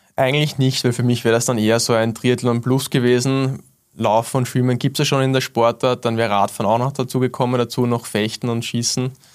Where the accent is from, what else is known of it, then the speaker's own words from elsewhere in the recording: Wiener Neustadt, Lower Austria, Austria; in meinem Heimatort Wiener Neustadt